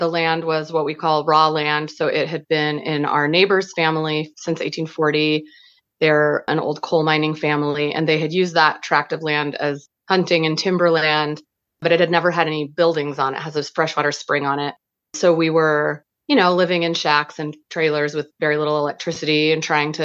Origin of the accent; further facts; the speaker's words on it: Portland, Oregon, United States; now in Athens County, United States; I grew up in Northeast Portland